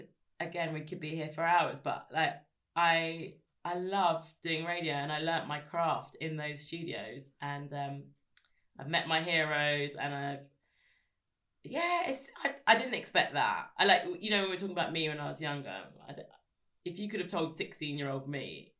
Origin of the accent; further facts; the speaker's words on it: Scotland, United Kingdom; I'm Scottish, and as well as many things.